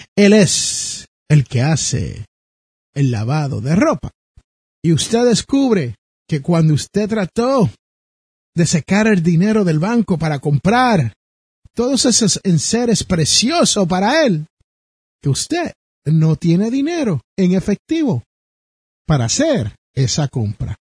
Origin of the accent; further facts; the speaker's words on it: Jersey City, New Jersey, United States; su servidor es nacido en Jersey City, New Jersey